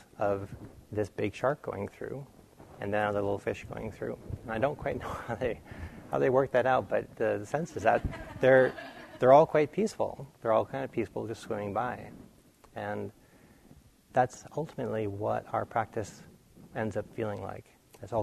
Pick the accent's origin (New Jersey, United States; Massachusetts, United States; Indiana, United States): Massachusetts, United States; near Boston; when I was young, I grew up near Boston